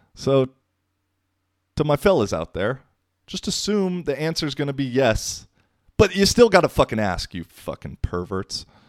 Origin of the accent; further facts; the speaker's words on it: United States; I come from the American perspective 'cause that's where I grew up mostly.